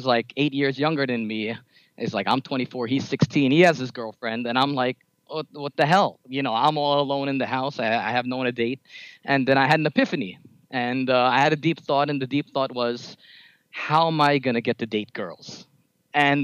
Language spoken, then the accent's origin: English; New York City, New York, United States; I'm a short Pinoy growing up in New York City